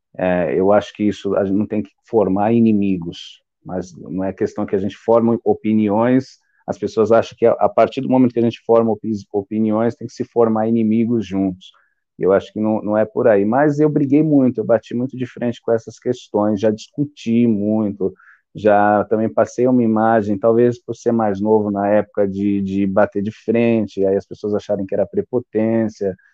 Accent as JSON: {"language": "Portuguese", "region": "São Paulo", "country": "Brazil", "said": "eu sou de São Paulo, capital"}